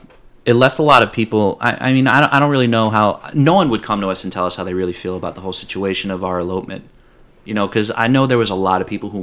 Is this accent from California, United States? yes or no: no; New York, United States; moved away as an adult; also born or lived in Long Island; now in Louisiana, United States; We're from New York.